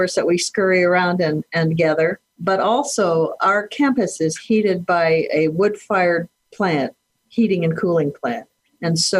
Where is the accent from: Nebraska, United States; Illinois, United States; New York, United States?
Nebraska, United States; Kearney; now in Chadron, United States; I grew up in Kearney, Nebraska, which is south central Nebraska along the Platte River